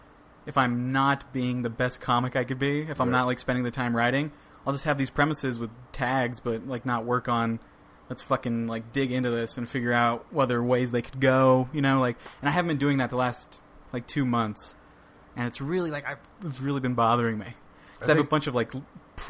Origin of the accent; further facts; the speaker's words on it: Pueblo, Colorado, United States; also born or lived in Greeley / Fort Collins / Longmont; I'm from Pueblo